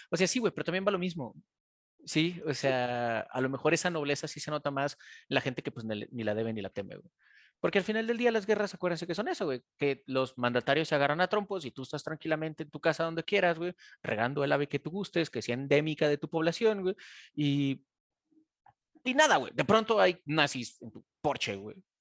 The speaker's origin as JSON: {"language": "Spanish", "country": "Mexico", "said": "De México, güey."}